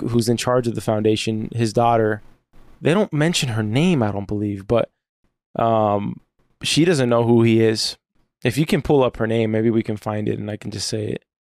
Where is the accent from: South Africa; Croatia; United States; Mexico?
United States; as an American